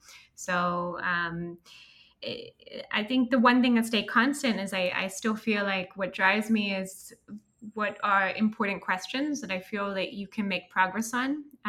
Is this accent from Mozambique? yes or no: yes; Mozambique; also born or lived in Swaziland / Lesotho / Kenya / Liberia; So I think partly because I grew up in Africa, my parents met in Sudan. So I grew up in Mozambique, Swaziland, Lesotho, Kenya, Liberia, they kept moving.